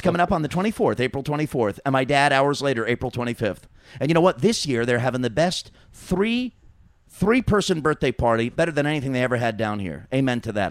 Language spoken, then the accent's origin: English; New York, United States; I grew up in New York